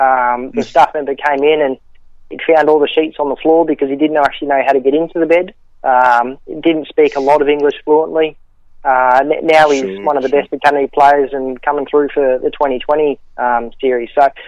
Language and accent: English; Brisbane, Queensland, Australia; moved away as an adult; now in Gold Coast, Australia; I grew up in Brisbane, was a big Lions supporter as a kid, spent the last 5 or 6 years on the Gold Coast.